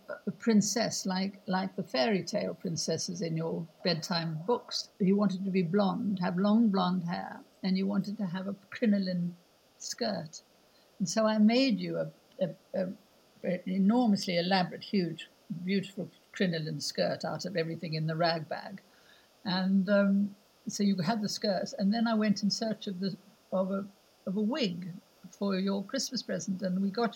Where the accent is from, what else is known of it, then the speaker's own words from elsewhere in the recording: South Africa; moved away; I'm South African.